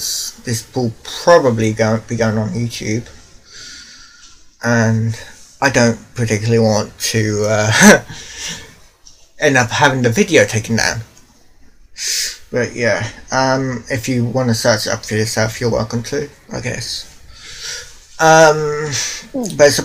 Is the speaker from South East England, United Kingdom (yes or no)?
yes; Waterlooville, South East England, United Kingdom; I'm actually from England, Waterlooville in England. It's kind of close to Portsmouth